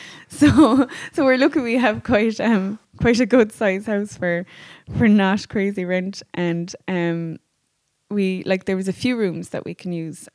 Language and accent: English; Bantry, Munster, Ireland; we're both from Bantry